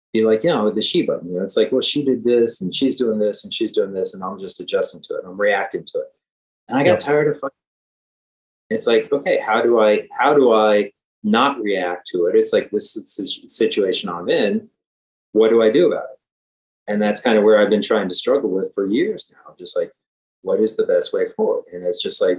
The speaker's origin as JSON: {"language": "English", "region": "Ohio", "country": "United States", "moved": "yes", "lives_now": "Philadelphia, United States", "said": "I live in Philadelphia. I'm from Ohio"}